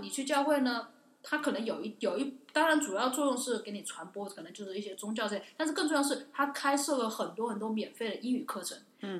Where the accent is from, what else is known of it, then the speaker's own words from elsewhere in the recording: China; moved away as an adult; 我来自，我是中国人